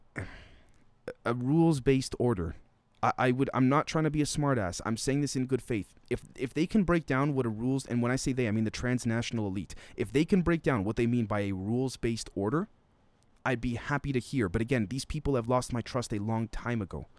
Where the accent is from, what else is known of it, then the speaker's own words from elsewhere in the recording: Canada; as a Canadian